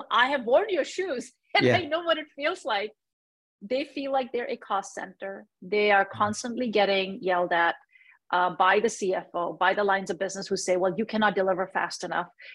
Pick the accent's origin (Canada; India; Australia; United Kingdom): India; now in United States; I am from India. I was born in India.